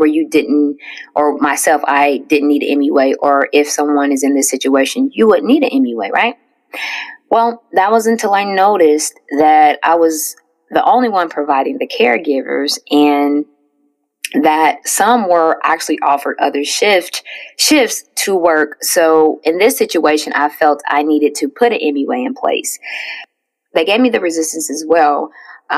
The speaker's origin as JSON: {"language": "English", "town": "Indianapolis", "region": "Indiana", "country": "United States", "said": "I'm from Indiana, Indianapolis to be more specific"}